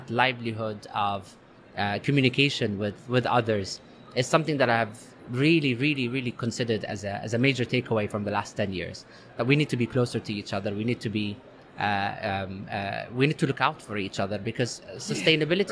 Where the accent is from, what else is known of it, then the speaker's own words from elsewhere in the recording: London, United Kingdom; also born or lived in Saudi Arabia; When I grew up in London, my parents used to work in London